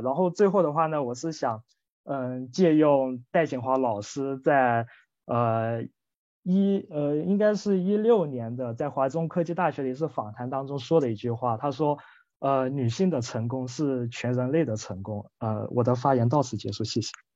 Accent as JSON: {"language": "Chinese", "town": "Guilin", "region": "Guangxi", "country": "China", "tie": "born or raised there", "said": "我是来自中国大陆广西桂林这个城市的"}